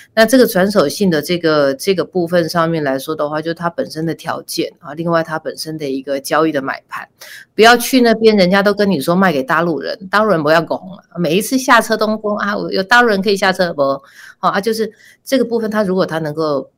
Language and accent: Chinese; Taipei, Taiwan; 我是台北人，所以我，我不用住，我就住在家里